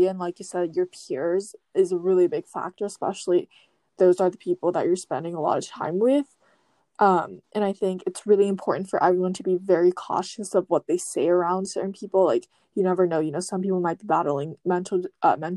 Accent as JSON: {"language": "English", "region": "Tokyo", "country": "Japan", "tie": "born or raised there", "also_born_or_lived": "Taiwan", "said": "I was born in Japan, but you know, I moved to Taiwan when I was about one, and I basically lived there up until I was eight, and then I moved back to Tokyo when I was in fourth grade."}